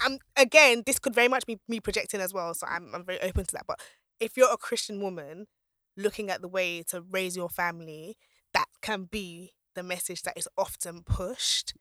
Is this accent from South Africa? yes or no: no; Nigeria; I'm Nigerian, I'm Yoruba